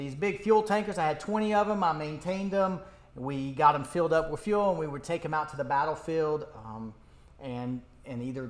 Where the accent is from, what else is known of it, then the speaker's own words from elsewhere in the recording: Jefferson City, Tennessee, United States; moved away as an adult; I grew up in East Tennessee, just above Knoxville